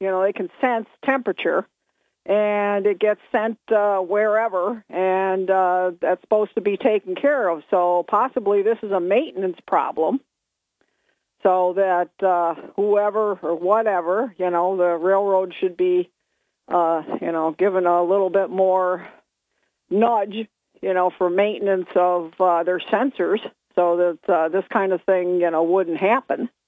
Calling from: Binghamton, New York, United States; from Bingo.

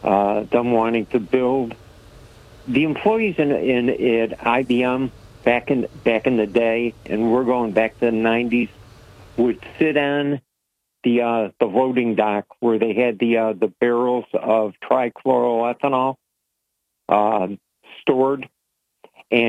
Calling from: Pennsylvania, United States; I would be …, and I'm calling from outside of …adelphia.

